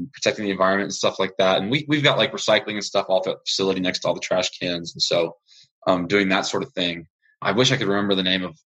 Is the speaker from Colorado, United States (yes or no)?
yes; Colorado, United States; moved away; I grew up in Colorado